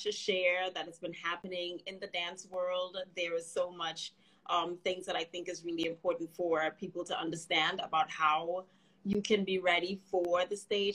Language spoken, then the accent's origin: English; Trinidad & Tobago; now in United States; I grew up in Trinidad and Tobago.